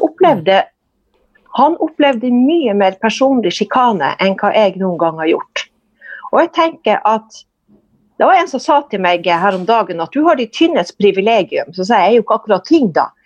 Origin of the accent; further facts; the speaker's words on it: Kåfjord, Troms, Norway; accent: northern Norwegian; also born or lived in Lambertseter, Oslo; now in Tromsø, Norway; jeg er oppvokst i Nord-Troms, i Kåfjord, som er en sjøsamisk